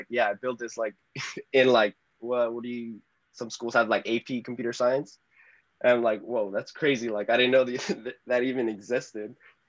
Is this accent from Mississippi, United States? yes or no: no; Salinas Valley, California, United States; growing up in Salinas Valley, yeah, it is quite unique. Even though when I was growing up, it didn't seem like that. Everyone came from the same background. I didn't really leave Salinas Valley till like high school, as I really explored outside. Growing up here in the Salinas Valley